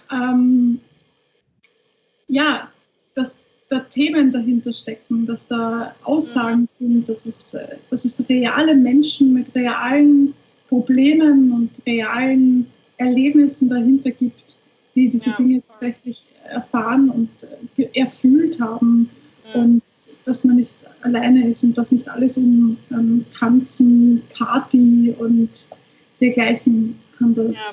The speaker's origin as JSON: {"language": "German", "country": "Austria", "said": "ich finde, wir haben in Österreich so oder im deutschsprachigen Raum so viele ähm, gute Musiker und Songwriter"}